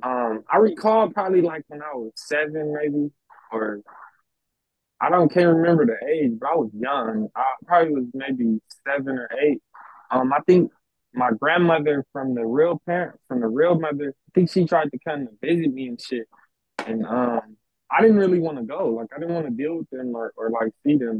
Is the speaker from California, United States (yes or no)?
yes; Los Angeles, California, United States; I was raised in South Central LA pretty much all my life